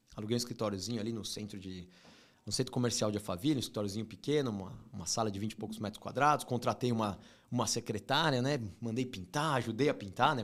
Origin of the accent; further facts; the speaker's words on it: São Paulo, Brazil; E eu cresci muito São Paulo, zona, zona leste ali, Brás, morei no Tatuapé